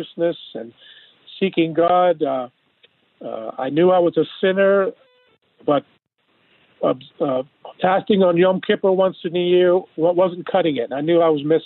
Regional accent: San Francisco, California, United States; I was raised in Reform Judaism in San Francisco

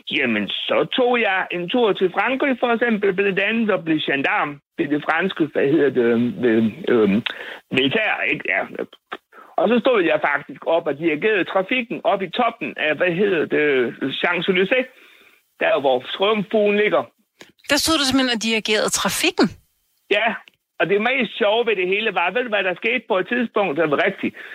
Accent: Bosnia & Herzegovina; Danish is a second language; now in Denmark; Jeg har også snart været her i 58 år. Og hvor kommer du fra? Bosnien-Herzegovina. Hvad for noget? Bosnien-Herzegovina.

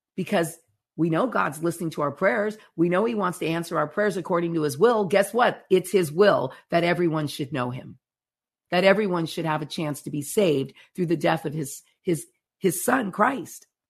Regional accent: United States

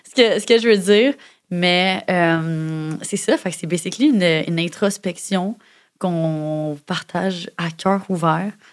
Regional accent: Montreal, Quebec, Canada; j'avais de la misère à accepter plus jeune que je venais de Montréal

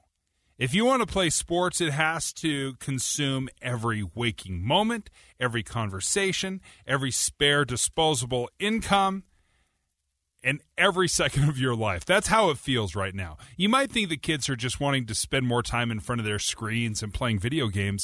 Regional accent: Utah, United States; Growing up in Utah

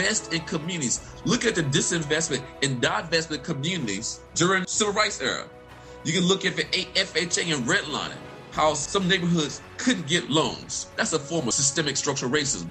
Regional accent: Vicksburg, Mississippi, United States; I'm from Mississippi. I grew up in Vicksburg, Mississippi.

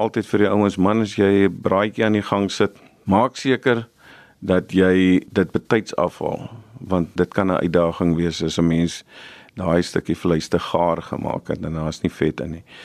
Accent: South Africa; Ons as Suid-Afrikaners

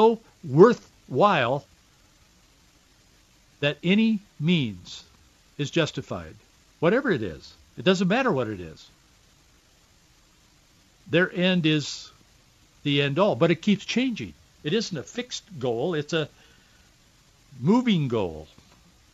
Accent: Yakima, Washington, United States; I grew up in central Washington, born in Yakima, Washington. I grew up in Yakima and Yakima Valley

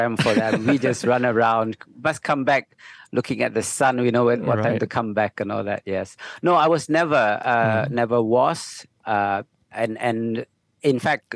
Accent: Butterworth, Penang, Malaysia; I grew up in Butterworth, Penang

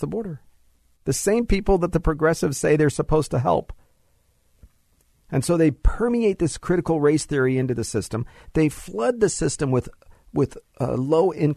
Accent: Los Angeles, California, United States; This is my Spanish class, high school, Sylmar, LA Unified School District

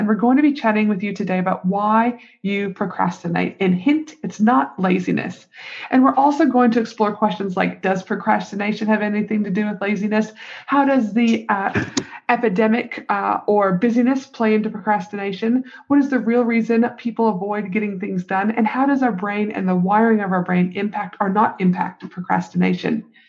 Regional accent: Canada; now in United States; I get a little bit lonely being a Canadian over here, but I've also lived in the US for a quarter of my life.

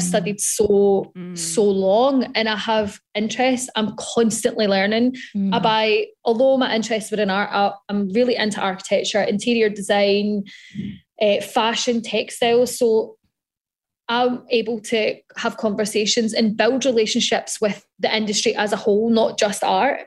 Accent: Scotland, United Kingdom

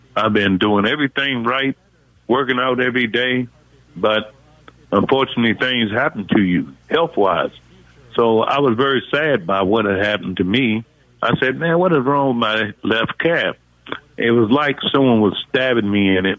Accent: United States; I'm from the Washington D.C. Maryland area, and I grew up with a single mom that had 11 kids

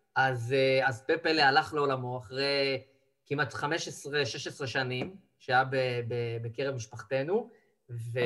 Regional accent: Israel; אנחנו כישראלים

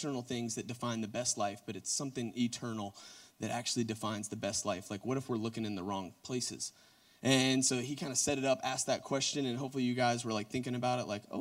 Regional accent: Gwinnett County, Georgia, United States; South Gwinnett, like Reed Moore. So, like, that's actually where I went to high school

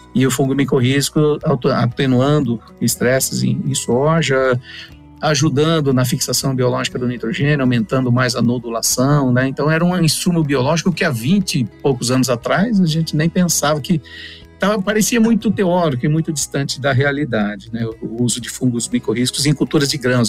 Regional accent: Cândido Mota, São Paulo, Brazil; moved away as an adult; now in Paraná, Brazil; paranaense de coração, já estou há mais de 20 anos no Paraná. Eu sou original ali de Cândido Mota, interior de São Paulo

